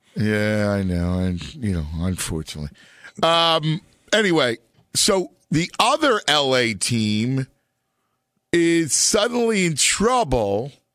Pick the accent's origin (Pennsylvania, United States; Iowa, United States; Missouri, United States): Pennsylvania, United States; Philadelphia; my hometown where I do a, a local show